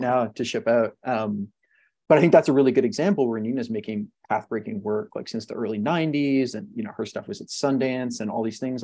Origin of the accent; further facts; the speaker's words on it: Montreal, Quebec, Canada; I'm Canadian. I grew up in in Montreal